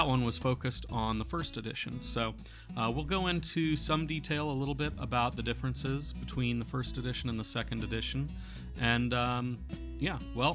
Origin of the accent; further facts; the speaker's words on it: Grand Forks, North Dakota, United States; I was born in the Grand Forks area